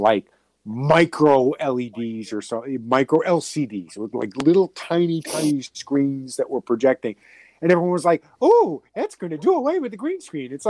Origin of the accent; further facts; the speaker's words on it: Boston, Massachusetts, United States; accent: Boston; my Boston accent